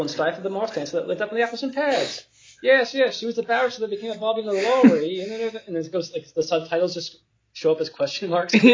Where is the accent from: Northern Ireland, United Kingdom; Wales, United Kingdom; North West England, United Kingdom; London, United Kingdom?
Wales, United Kingdom; now in Jersey; told him I was from South Wales and um, that now I live in Jersey, not the new one, the old one.